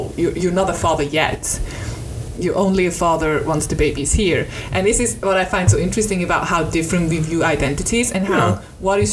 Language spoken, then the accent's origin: English; Switzerland; I'm a Swiss woman.